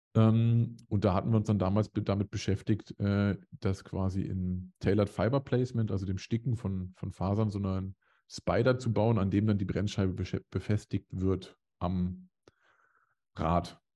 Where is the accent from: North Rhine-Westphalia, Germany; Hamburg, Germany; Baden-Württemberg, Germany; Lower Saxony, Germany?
Lower Saxony, Germany; Hanover area, towards Hameln; moved away; also born or lived in Dresden; also man könnte behaupten, es wäre Großraum Hannover